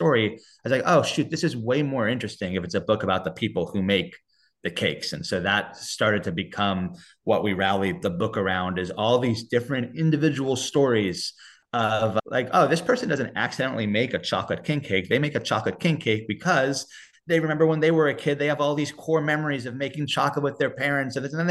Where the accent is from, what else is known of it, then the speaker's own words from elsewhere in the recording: New York, United States; moved away as an adult; now in New Orleans, United States; I'm a New Yorker originally.